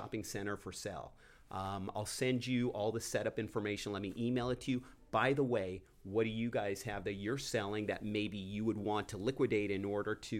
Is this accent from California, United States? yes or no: yes; Downey, California, United States; I grew up in Downey, so I was working there